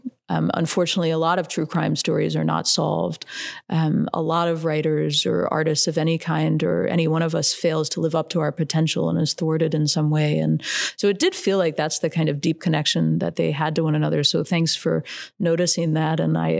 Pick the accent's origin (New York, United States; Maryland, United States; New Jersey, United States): Maryland, United States; Baltimore; I'm sure if you asked a lot of the people where I grew up, they'd say they're Southern. And, you know, Confessions of a Failed Southern Lady, obviously, like, Baltimore used to think of itself as Southern.